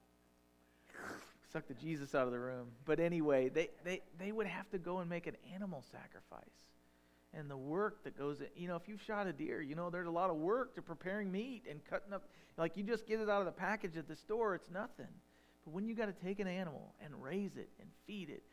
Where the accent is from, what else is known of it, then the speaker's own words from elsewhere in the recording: United States; I'm an American